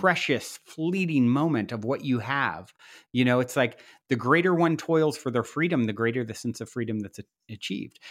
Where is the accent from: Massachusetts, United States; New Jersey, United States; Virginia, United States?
Virginia, United States; moved away; I'm from the South originally, my, I grew up in Virginia